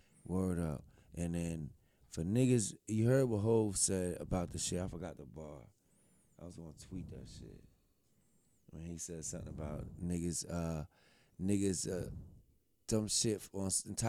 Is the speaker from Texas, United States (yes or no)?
no; New Jersey, United States; I'm from New Jersey, New York, New Jersey area.